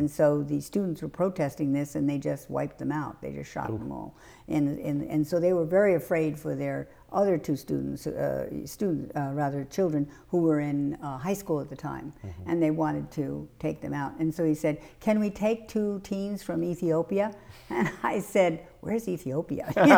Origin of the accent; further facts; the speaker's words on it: Long Island, New York, United States; moved away as an adult; now in Mecosta, Michigan, United States; I grew up in New York where there was a variety of people and nationalities and languages spoken and such, whereas here it's pretty same.